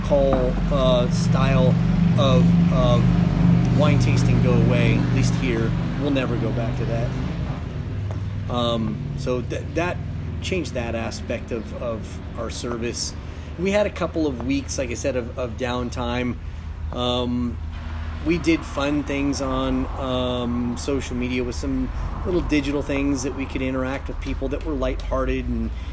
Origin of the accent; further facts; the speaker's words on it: United States; now in Oregon, United States; I grew up in the Mojave Desert